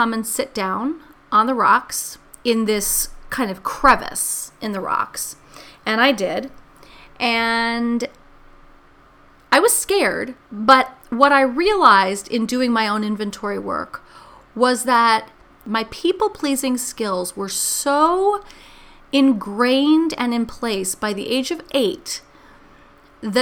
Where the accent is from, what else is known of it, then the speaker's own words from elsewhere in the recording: New York City, New York, United States; I grew up in New York City, and I grew up in New York City in the 70s.